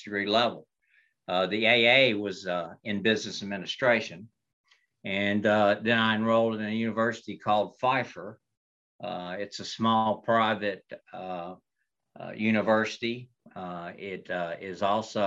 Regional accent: Albemarle, North Carolina, United States; moved away; I graduated from a high school in Stanley County, North Carolina, of all places, a place called Albemarle

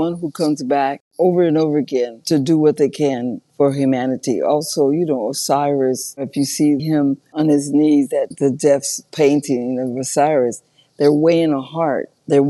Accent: San Diego, California, United States; San Diego.

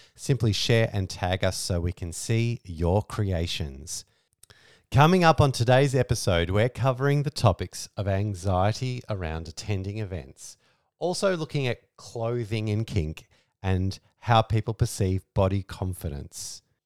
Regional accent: Australia; we're Australian lifestyle kinksters

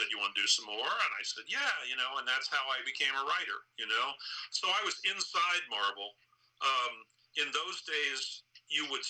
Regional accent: Indiana, United States; moved away as an adult; also born or lived in New York City; I'm from Indiana

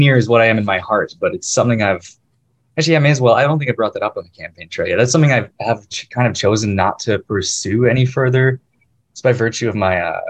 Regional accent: Oshawa, Ontario, Canada; moved away as an adult; now in Guelph, Canada; I grew up born and raised in Oshawa, east end of GTA

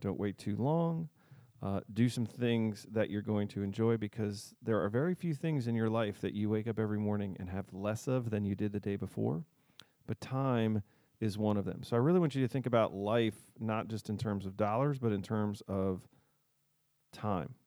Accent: D.C., District of Columbia, United States; now in Southern Delaware, United States; I grew up outside of Washington, D C, and I've lived here for a while

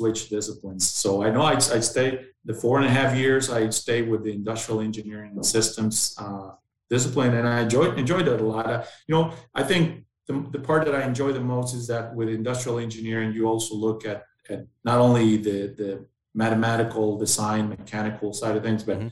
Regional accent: Mexicali, Baja California, Mexico; also born or lived in Ensenada, Mexico / Monterrey, Mexico; Then we moved back to Baja, where I spent most of my younger years in Mexicali, and basically until the age of 17

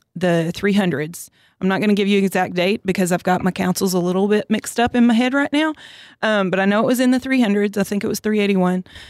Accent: Orange, Texas, United States; moved away as an adult; now in College Station, United States; I grew up in Southeast Texas, Orange, Texas

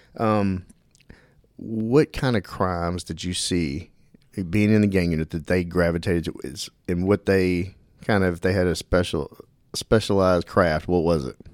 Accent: Dallas, Texas, United States; I grew up in Dallas

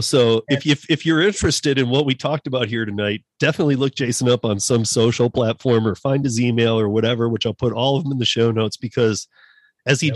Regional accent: Michigan, United States; moved away as an adult; also born or lived in Miami, Florida; now in Colorado, United States; a guy like me from Michigan

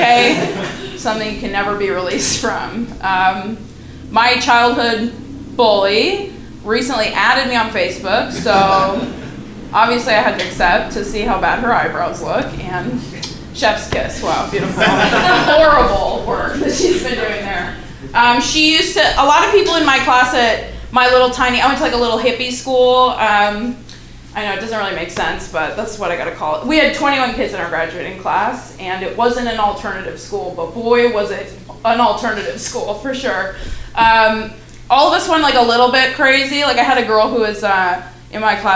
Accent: California, United States; moved away; I'm from California, so, and then I left there to come here.

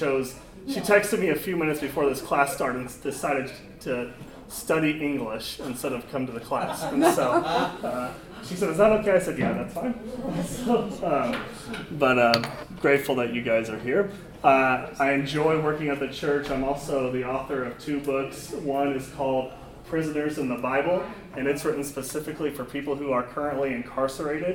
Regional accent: Overland Park, Kansas, United States; I grew up in Overland Park, Kansas, which is a suburb of the Kansas City area

